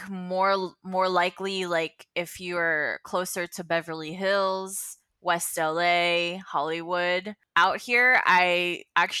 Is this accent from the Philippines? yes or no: yes; Philippines; now in Los Angeles, United States; I grew up in the Philippines